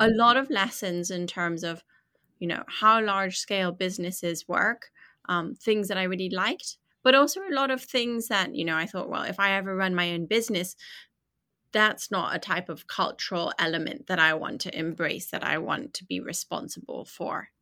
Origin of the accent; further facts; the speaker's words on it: Atlanta, Georgia, United States; also born or lived in London; I was born in London, but raised in Atlanta